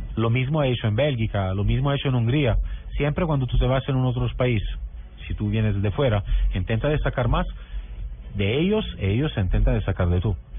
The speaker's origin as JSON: {"language": "Spanish", "region": "Southern Italy", "country": "Italy", "second_language": "Spanish", "said": "soy del sur de Italia"}